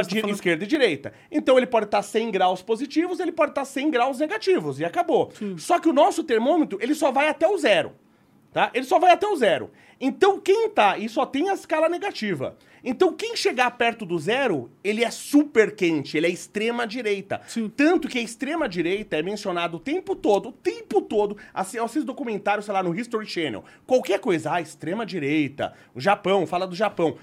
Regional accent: Brazil; me padre, italiano, sou nato qua

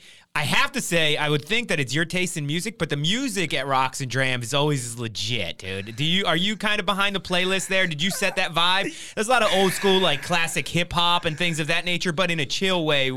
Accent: West Coast, United States; I grew up on the East Coast, and I feel like more honestly, after I moved here

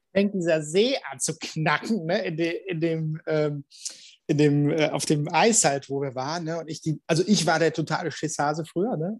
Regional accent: Cologne, North Rhine-Westphalia, Germany; als Kölner

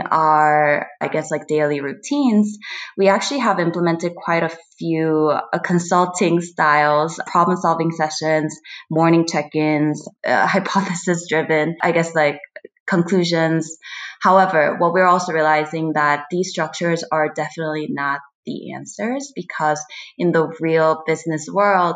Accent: Seoul, South Korea; also born or lived in Brooklyn, United States; now in United States; As Korean or born in Seoul and grew up in Seoul, we feel very attached and just proud of our own culture. But at the same time, like, we are also American

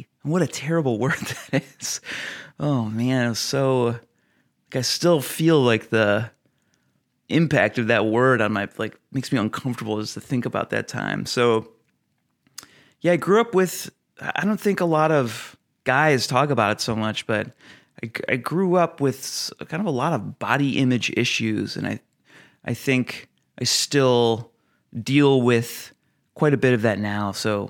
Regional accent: Ohio, United States; I am the youngest of seven kids. I was raised in Northeast Ohio near Cleveland and Akron.

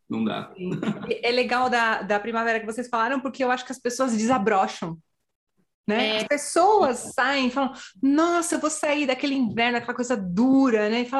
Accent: São Paulo, Brazil; now in Madrid, Spain; Eu sou da Zona Norte, Santana.

